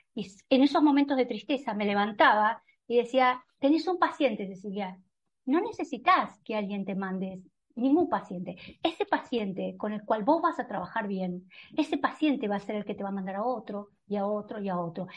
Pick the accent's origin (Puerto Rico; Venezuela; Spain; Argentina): Argentina; en un país como la Argentina, que era un país que siendo médica